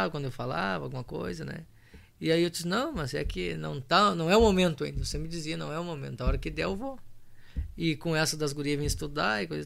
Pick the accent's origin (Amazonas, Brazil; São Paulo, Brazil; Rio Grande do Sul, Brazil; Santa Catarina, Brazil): Rio Grande do Sul, Brazil; digo que eu, daqui um pouco já não bolei a perna para minha terra vermelha lá, missioneira, né?